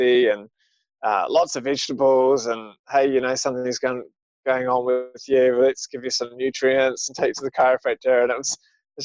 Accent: Auckland, New Zealand; now in Wellington, New Zealand; I grew up in Auckland

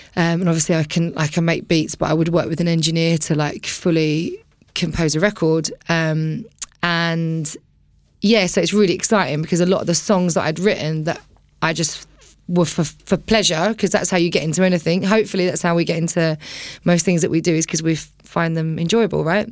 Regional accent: Billericay, East of England, United Kingdom; also born or lived in Romford; I was born in Romford, grew up in Billericay

